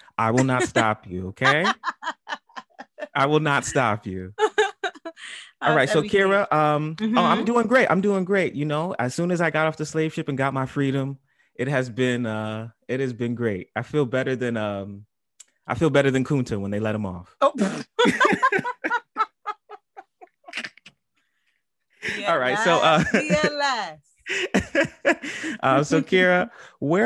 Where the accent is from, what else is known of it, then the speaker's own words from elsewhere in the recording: New York City, New York, United States; I'm from the Bronx.